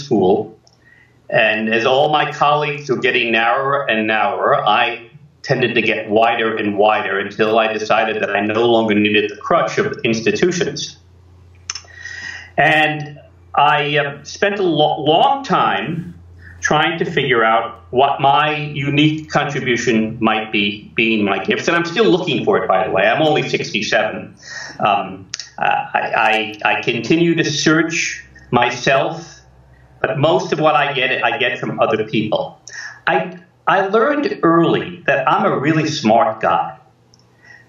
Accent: New York City, New York, United States; I grew up in New York City. I was born in the Bronx, grew up in Queens, went to school in Manhattan

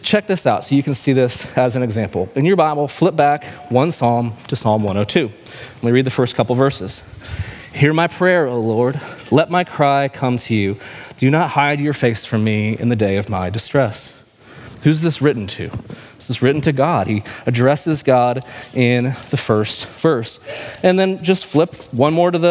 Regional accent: Kansas City, Missouri, United States; I'm from Kansas City

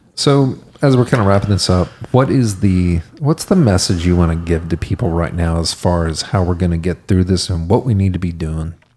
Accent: Texas, United States; being a Texan is that our our ancestors, our heritage are the people who made it out to the frontier

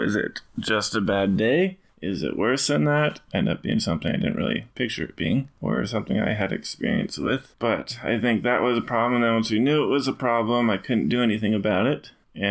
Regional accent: Pennsylvania, United States; I was born in Pennsylvania, which is the other side of the Civil War

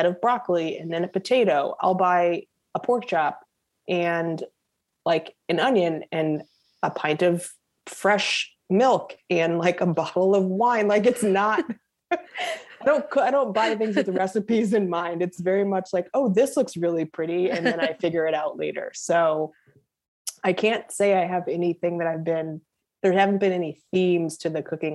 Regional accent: St. Louis, Missouri, United States; I'm from St. Louis

